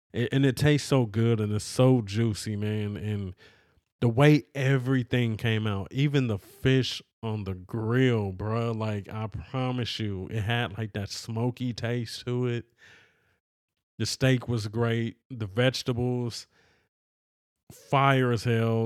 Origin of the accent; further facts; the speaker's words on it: California, United States; I'm a person from California, bruh. You know, always lived in California